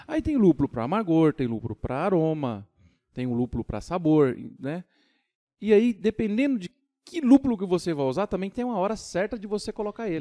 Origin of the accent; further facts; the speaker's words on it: São Paulo, Brazil; now in Tocantins, Brazil; E nasci em São Paulo, fui criado em São Paulo, mudei para Tocantins em 2001